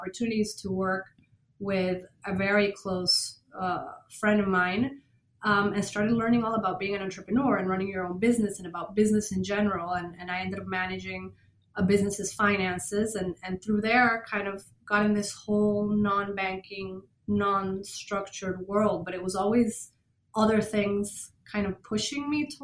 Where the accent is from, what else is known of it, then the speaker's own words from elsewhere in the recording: Venezuela; moved away as an adult; also born or lived in Boston, United States; now in Miami, United States; I grew up in Venezuela from German and Norwegian parents.